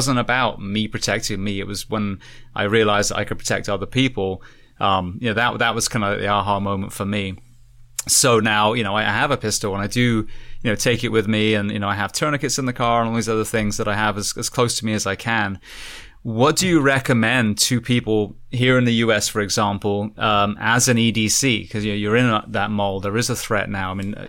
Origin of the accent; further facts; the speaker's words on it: United Kingdom; I'm a complete, I'm British, so I'm a white belt when it comes to weapons.